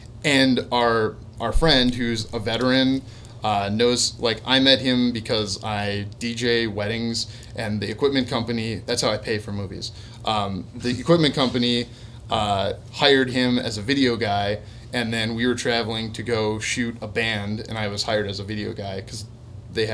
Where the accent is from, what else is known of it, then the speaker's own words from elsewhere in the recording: Midwest, United States; I mean, we're from the Midwest.